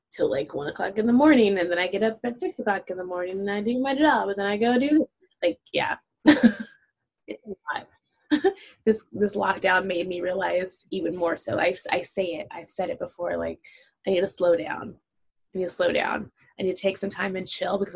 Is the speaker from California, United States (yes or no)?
yes; Los Angeles, California, United States; I have a different experience growing up in Los Angeles than as a Black person